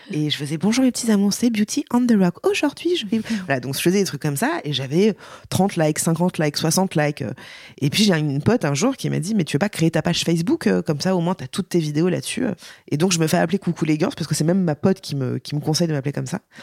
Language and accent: French; Paris, Île-de-France, France; je suis une vraie parisienne euh, bobo chiante